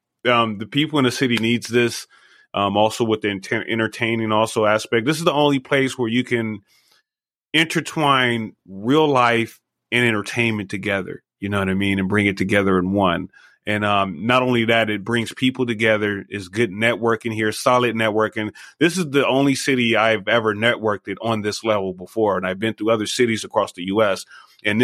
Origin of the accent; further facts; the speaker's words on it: Los Angeles, California, United States; moved away as an adult; now in Las Vegas, United States; I'm originally from Los Angeles. We've been here for 20 years though